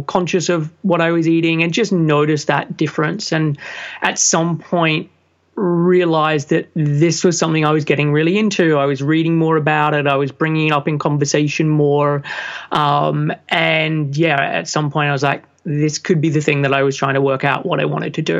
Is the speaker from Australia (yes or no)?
yes; Sydney, New South Wales, Australia; moved away as an adult; now in London, United Kingdom; I'm originally from Sydney, Australia. And at the age of 21, finished a business degree